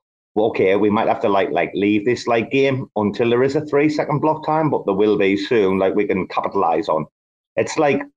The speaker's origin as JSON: {"language": "English", "region": "Bangkok", "country": "Thailand", "tie": "born or raised there", "said": "my hometown"}